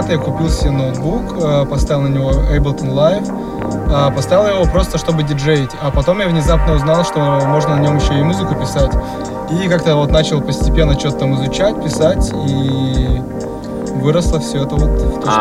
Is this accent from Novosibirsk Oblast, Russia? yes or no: no; Raduzhny, Khanty-Mansi Autonomous Okrug, Russia; moved away as an adult; now in Tyumen, Russia; Ну, я родом из маленького города Радужный, который находится на севере, далеко-далеко, тысячи километров от Тюмени. В общем, я там вырос, а потом переехал учиться в Тюмень, отучился, в общем, там и остался.